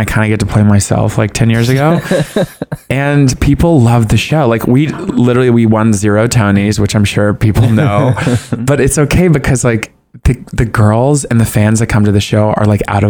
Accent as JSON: {"language": "English", "region": "Southern United States", "country": "United States", "said": "cause I'm from the South. You just like talk about people behind their backs."}